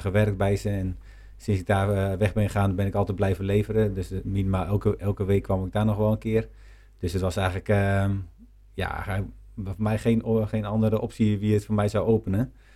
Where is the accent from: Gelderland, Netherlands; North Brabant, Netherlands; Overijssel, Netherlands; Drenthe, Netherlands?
Gelderland, Netherlands; Nijkerk; Ik ben chocolatier en ik kom uit Nijkerk